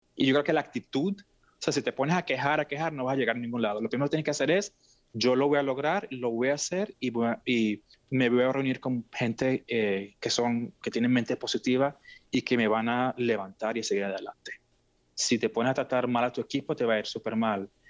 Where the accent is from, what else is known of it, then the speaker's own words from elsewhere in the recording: Venezuela; moved away as an adult; now in Seattle, United States; yo nací en Venezuela, mis padres son de Siria